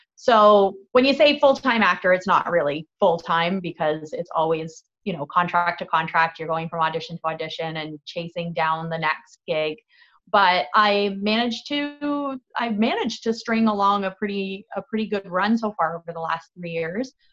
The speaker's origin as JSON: {"language": "English", "town": "Fort Erie", "region": "Ontario", "country": "Canada", "tie": "born or raised there", "also_born_or_lived": "St. Catharines / Toronto", "said": "I was actually born in St. Catharines. I was raised in Fort Erie."}